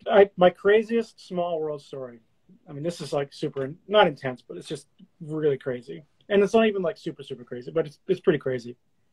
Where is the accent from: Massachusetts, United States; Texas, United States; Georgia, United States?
Massachusetts, United States; Boston; I'm like, yeah, I'm from Boston. I'm living in Boston.